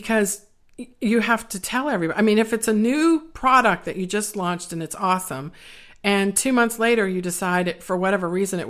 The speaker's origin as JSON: {"language": "English", "region": "East Coast", "country": "United States", "said": "I'm from the East Coast"}